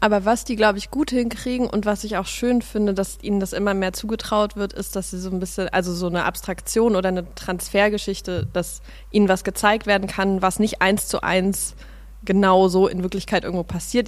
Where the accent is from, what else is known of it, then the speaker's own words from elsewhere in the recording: Berlin, Germany; also born or lived in Suhl, Thuringia; ich bin aber in Pankow in Berlin aufgewachsen, in Prenzlauer Berg